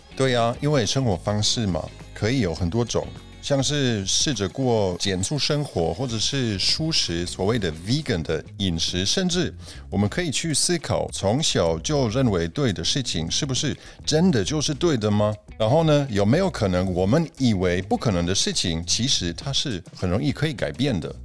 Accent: Germany; Chinese is a second language; also born or lived in Poland / Beijing, China; now in Taiwan; 我也是在波兰出生的，不过我是在德国长大的

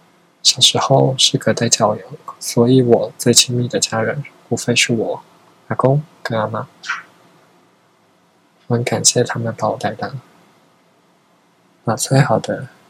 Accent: Changhua County, Taiwan; now in Taipei, Taiwan; 那我老家就在彰化。我除夕还要上班到六点半，我就算搭高铁回去，哎，也八点钟了，哎，大家都吃饱了，我也不用吃了，然后我要再很赶，呃，再搭车回来台北，因为隔天还要上班。

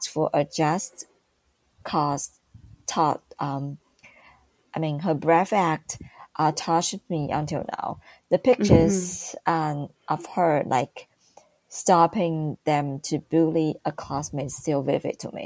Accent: Taipei, Taiwan; I grew up in Taipei

